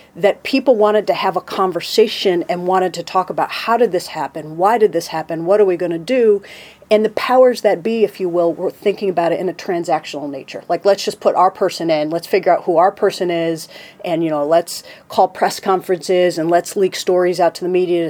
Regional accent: upstate New York, United States; I grew up in upstate New York in a town

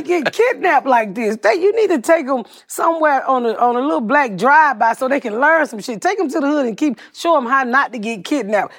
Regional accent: Atlanta, Georgia, United States; moved away; also born or lived in Plainfield, Indiana; I'm from Atlanta. I'm from the South

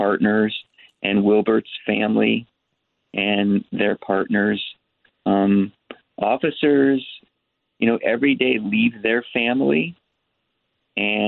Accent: New York City, New York, United States; now in Los Angeles, United States; I was born in New York. I was born in Manhattan.

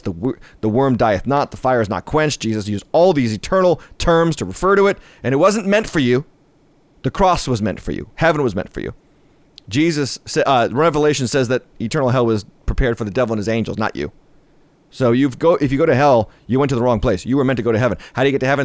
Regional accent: United States; being an American

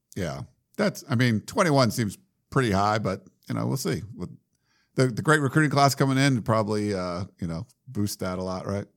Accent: Milford, Massachusetts, United States; moved away as an adult; also born or lived in Western Pennsylvania; I lived in Massachusetts when I was from eleven years old till eighteen till I moved for college. So, um, I grew up in Milford, Massachusetts, but we moved from Pennsylvania, Western Pennsylvania

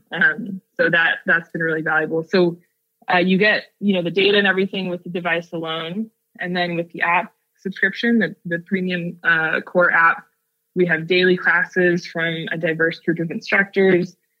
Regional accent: Seattle, Washington, United States; now in Oakland, United States; growing up in Seattle

